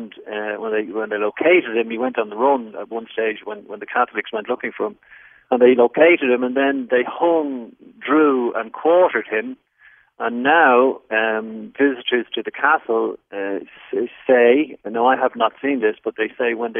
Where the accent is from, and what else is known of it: Ireland